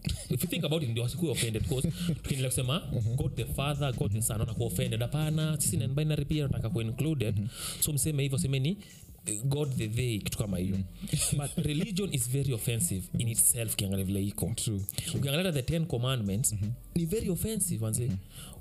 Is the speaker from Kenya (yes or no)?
yes; Kenya; mimi kama mkenya